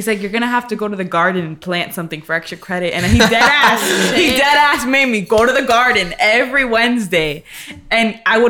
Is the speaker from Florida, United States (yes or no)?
yes; Hialeah, Florida, United States; born or raised there; now in New York, United States